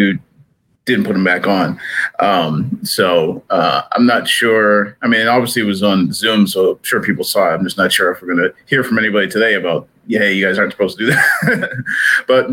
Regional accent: New England, United States; now in Kansas City, United States; I grew up in New England

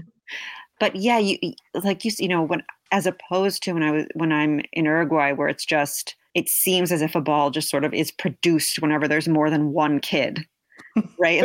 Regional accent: New York, United States; also born or lived in Brooklyn, New York / New Jersey; I grew up in, uh, New York and New Jersey

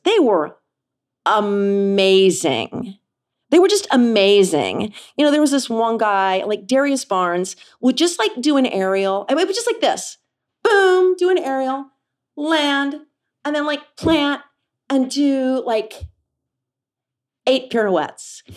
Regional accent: Kansas City, United States; I grew up in Kansas City.

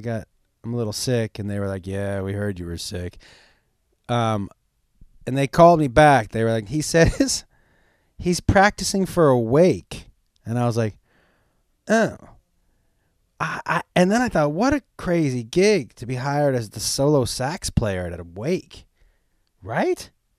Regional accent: Miami, Florida, United States; I'm from Miami, and my brother and father are huge baseball, and everyone down there is so upset.

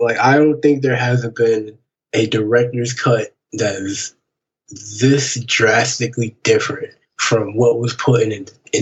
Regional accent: Saginaw, Michigan, United States; now in Detroit, United States; Growing up in Saginaw, Michigan

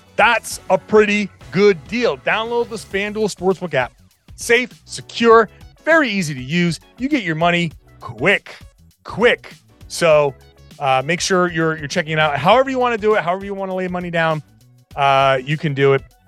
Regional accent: Pawtucket, Rhode Island, United States; I grew up in Pawtucket, Rhode Island

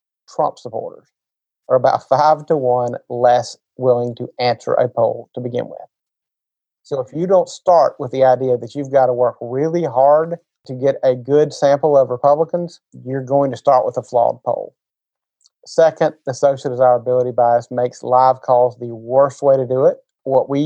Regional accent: South Carolina, United States; I grew up in South Carolina, which was in, we shared a media market with North Carolina.

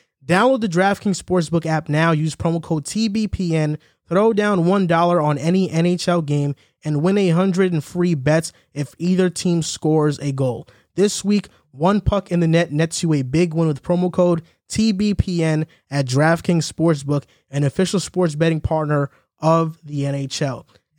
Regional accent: El Salvador; I'm from El Salvador, and he's gonna try to build a beach out.

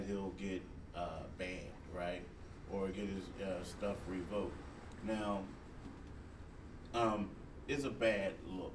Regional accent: Philadelphia, Pennsylvania, United States; I'm from Philly

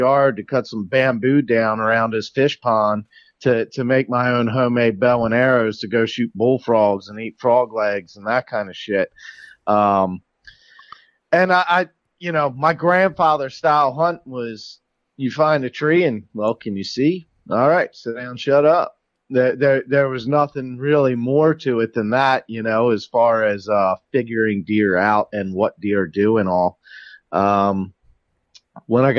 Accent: Susquehanna Trails, Pennsylvania, United States; now in Maryland, United States; I lived in Pennsylvania first. Where I originally grew up was called the Susquehanna Trails

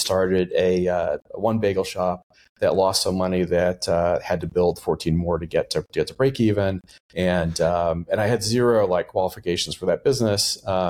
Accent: Texas, United States; also born or lived in Boston / New York; So I, you know, I grew up mostly in Texas, where I graduated high school.

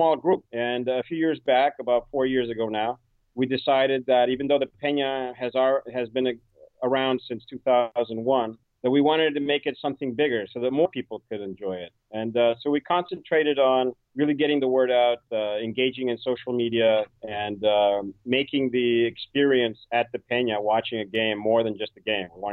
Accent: Barcelona, Catalonia, Spain; moved away as an adult; now in New York City, United States; I was born in Barcelona, and although my father is from upstate New York

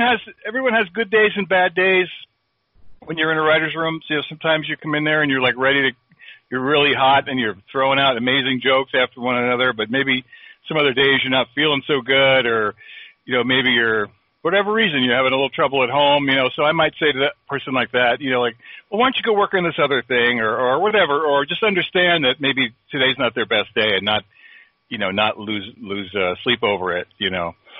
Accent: South Plainfield, New Jersey, United States; I grew up in South Plainfield, New Jersey, which is in Middlesex County

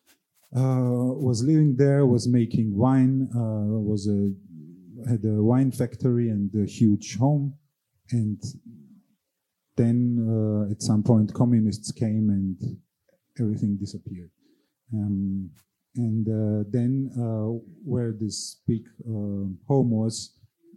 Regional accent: Georgia; even though it's my home country, still Kutaisi is a place where I've never lived

